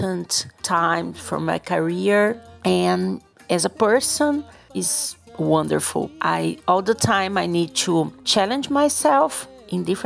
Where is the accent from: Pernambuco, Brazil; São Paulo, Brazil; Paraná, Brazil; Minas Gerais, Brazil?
Paraná, Brazil; Cascavel; I'm from Cascavel in the south of Brazil.